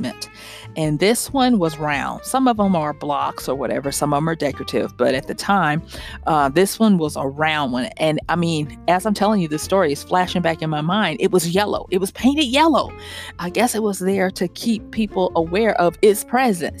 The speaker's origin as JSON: {"language": "English", "region": "the South", "country": "United States", "tie": "born or raised there", "said": "all my siblings and probably a lot of kids growing up in the South"}